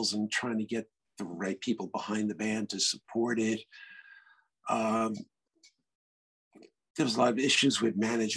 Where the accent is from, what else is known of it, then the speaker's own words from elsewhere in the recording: New York City, New York, United States; I'm from Brooklyn